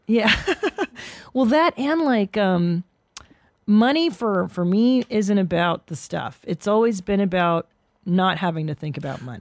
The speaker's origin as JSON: {"language": "English", "country": "Canada", "tie": "born or raised there", "moved": "yes", "lives_now": "United States", "said": "I was born in Canada"}